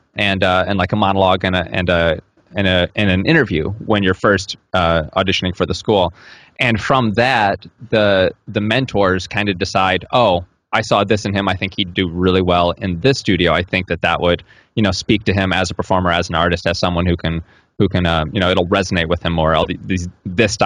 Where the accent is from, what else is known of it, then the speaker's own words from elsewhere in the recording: Tennessee, United States; I grew up in Tennessee